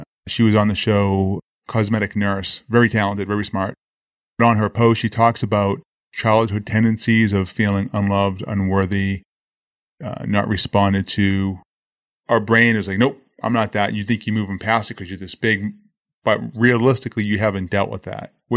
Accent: Boston, Massachusetts, United States; I grew up in Boston, Massachusetts

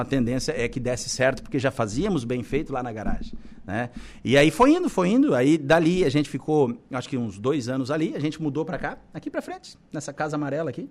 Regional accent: Balneário Camboriú, Santa Catarina, Brazil; now in Araranguá, Brazil; eu sou natural de Balneário Camboriú

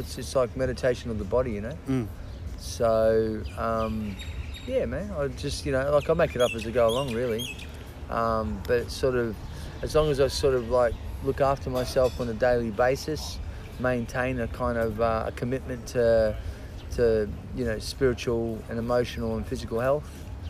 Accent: Brisbane, Queensland, Australia; also born or lived in Auckland, New Zealand; I grew up in Brisbane, Australia. My parents are Australian. So in theory, I was born here, so that technically made me a New Zealander.

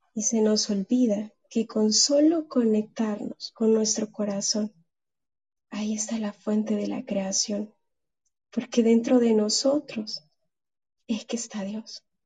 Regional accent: El Salvador; acá al Salvador, de donde yo soy originaria.

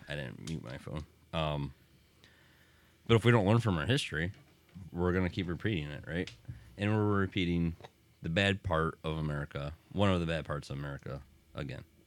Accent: Deerfield, Michigan, United States; we grew up in Deerfield

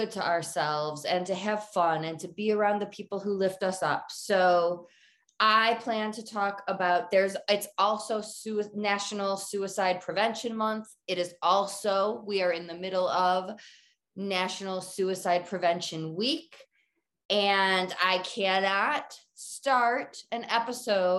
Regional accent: Detroit, Michigan, United States; now in Colorado, United States; I'm from Detroit, born and bred Lions fan

